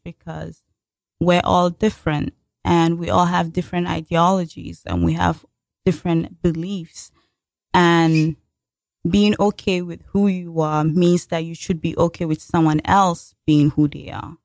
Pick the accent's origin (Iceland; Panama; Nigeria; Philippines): Nigeria; moved away as an adult; now in United States; back in my home country